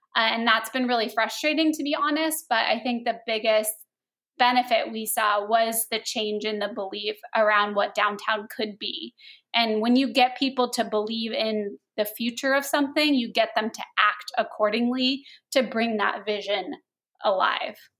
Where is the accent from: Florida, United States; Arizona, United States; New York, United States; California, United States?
Arizona, United States; Phoenix; also born or lived in Los Angeles; I grew up here in Phoenix